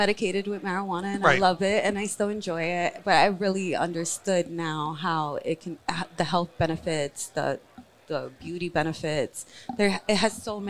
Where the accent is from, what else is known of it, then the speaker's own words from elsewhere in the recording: New York, United States; I'm from New York. I lived in Harlem. Well, I live in Harlem now. I previously lived upstate New York